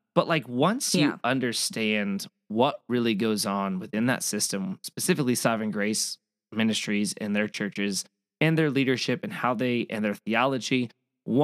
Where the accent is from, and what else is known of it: Gilbert, Arizona, United States; born or raised there